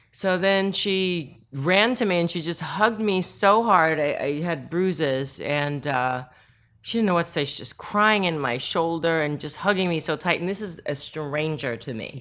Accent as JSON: {"language": "English", "region": "Northern Virginia", "country": "United States", "tie": "born or raised there", "also_born_or_lived": "South Korea", "first_language": "Korean", "second_language": "English", "said": "I grew up in Northern Virginia"}